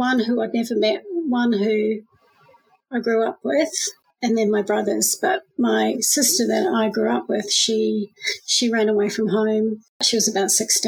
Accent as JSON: {"language": "English", "region": "Auckland", "country": "New Zealand", "tie": "born or raised there", "moved": "yes", "lives_now": "Melbourne, Australia", "said": "I was born in Auckland, New Zealand"}